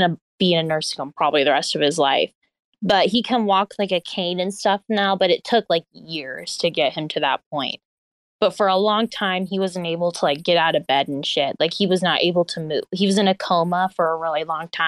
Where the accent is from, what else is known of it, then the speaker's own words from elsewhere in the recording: the Ozarks, United States; moved away as an adult; now in Kansas City, United States; I'm from the Ozarks, and the area here, it has like a lot of cliffs